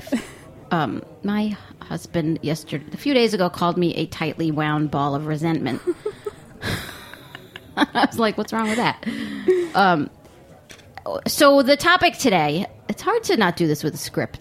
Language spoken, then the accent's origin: English; Long Island, New York, United States; growing up on Long Island on an old potato farm